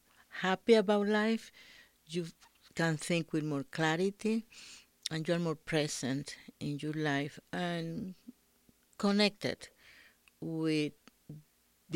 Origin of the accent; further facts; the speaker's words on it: Dominican Republic; now in Albuquerque, United States; I'm from the Dominican Republic, and I had been living in Albuquerque for about 30 years.